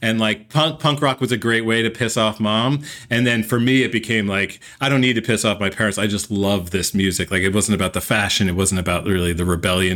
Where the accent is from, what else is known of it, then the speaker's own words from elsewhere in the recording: Morristown, New Jersey, United States; I was growing up in New Jersey.